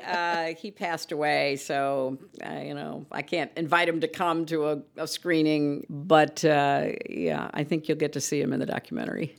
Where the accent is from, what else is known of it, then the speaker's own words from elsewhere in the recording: United States; As an American